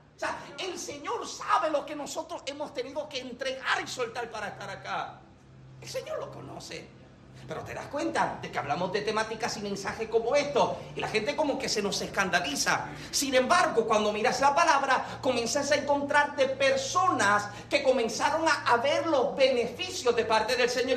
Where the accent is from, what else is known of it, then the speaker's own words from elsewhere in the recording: Puerto Rico; como boricuas tenemos este pensamiento de que soy americano